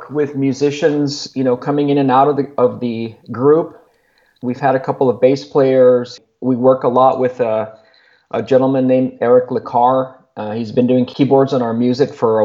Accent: Laredo, Texas, United States; moved away as an adult; now in Austin, United States; friends that I grew up with in Laredo. There's a few of us here that moved from Laredo to Austin

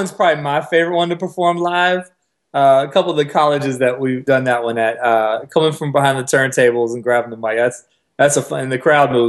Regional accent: Atlanta, Georgia, United States; I love my hometown sports.

